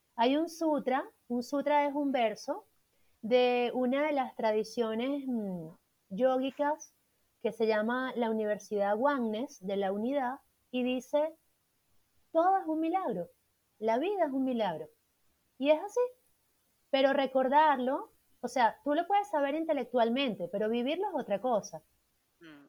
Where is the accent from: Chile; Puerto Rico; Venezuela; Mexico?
Venezuela; Puerto Ordaz, Bolívar; moved away as an adult; also born or lived in Caracas, Venezuela / Bogotá, Colombia; now in Colombia; yo soy de Venezuela, de Puerto Ordaz, al